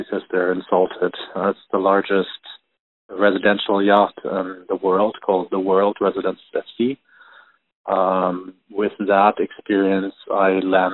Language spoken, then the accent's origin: English; Germany; moved away; I am originally from Germany